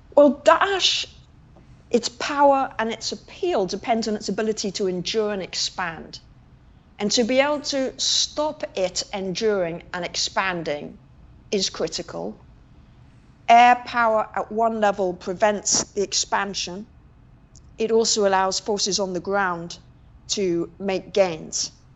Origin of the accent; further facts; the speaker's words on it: London, United Kingdom; I was born in London